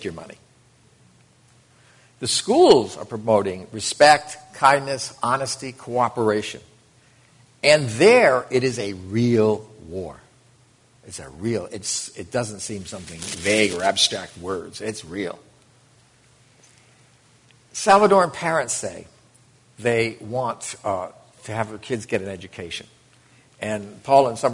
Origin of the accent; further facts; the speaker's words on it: United States; It was the first time I ever left the United States